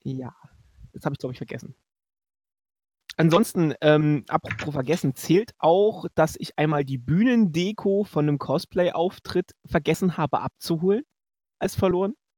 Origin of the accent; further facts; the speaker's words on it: Leipzig, Saxony, Germany; ich komme aus Leipzig, wir sind aus Leipzig gefahren